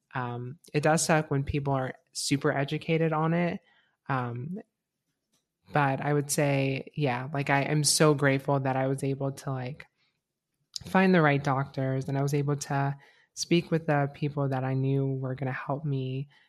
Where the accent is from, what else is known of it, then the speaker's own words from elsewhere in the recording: Florida, United States; now in Gainesville, United States; my hometown is pretty conservative